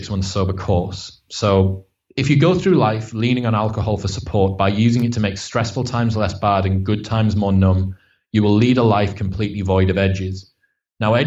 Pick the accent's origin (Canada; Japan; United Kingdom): United Kingdom; Stockton-on-Tees, North East England; I'm from Stockton on Tees. So it's like the arse end of Middlesbrough